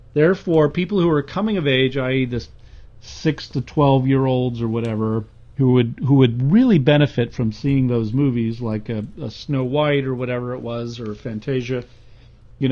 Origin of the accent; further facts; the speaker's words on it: United States; as an American